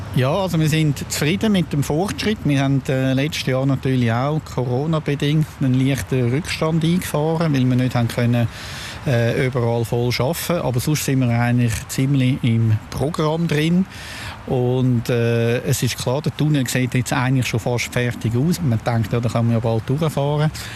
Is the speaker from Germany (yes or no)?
no; Zürich, Switzerland; ich bin selber Zürcher